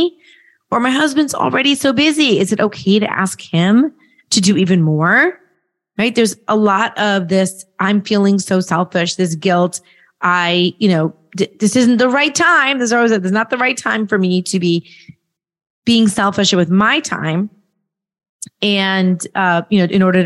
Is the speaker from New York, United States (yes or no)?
no; Nashville, Tennessee, United States; right in my hometown, right in Nashville, right down the street